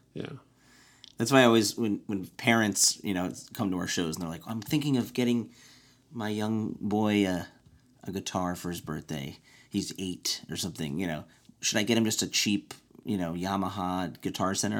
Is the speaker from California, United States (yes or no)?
no; Evanston, Illinois, United States; my hometown in Evanston